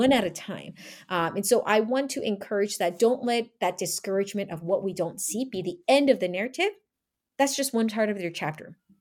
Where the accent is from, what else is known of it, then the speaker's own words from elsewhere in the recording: United States; Being Asian American